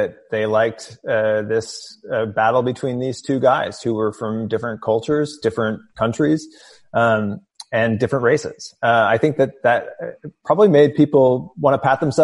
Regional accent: outside of St. Louis, Southern Illinois, United States; I grew up in Southern Illinois outside of St. Louis

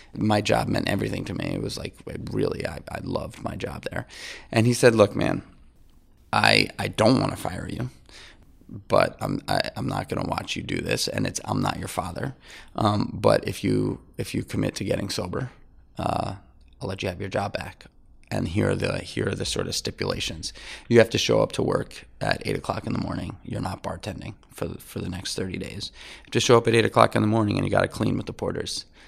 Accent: New York City, New York, United States; I grew up in New York City, uh, in Manhattan

